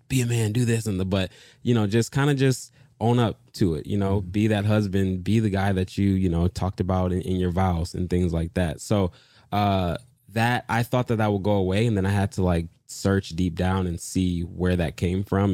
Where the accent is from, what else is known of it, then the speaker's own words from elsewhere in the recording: Detroit, Michigan, United States; moved away; also born or lived in Dallas / Los Angeles / New York City; I am originally from Detroit, Michigan